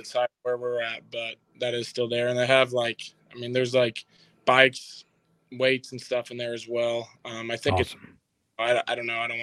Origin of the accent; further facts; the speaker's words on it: Lincoln, Missouri, United States; I came from Lincoln, Missouri